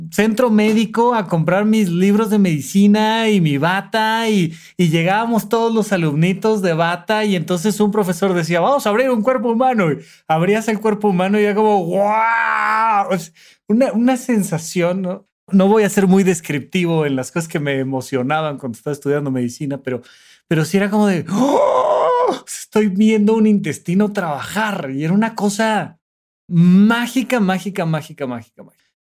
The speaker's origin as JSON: {"language": "Spanish", "town": "Toluca", "region": "State of Mexico", "country": "Mexico", "said": "yo que vengo de Toluca"}